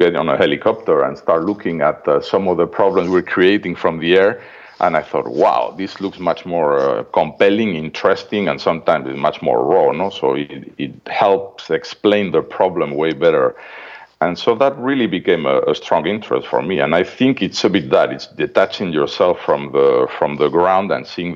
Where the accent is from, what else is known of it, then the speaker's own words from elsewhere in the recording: Madrid, Community of Madrid, Spain; moved away; This funny accent is from Madrid, Spain, where I'm from.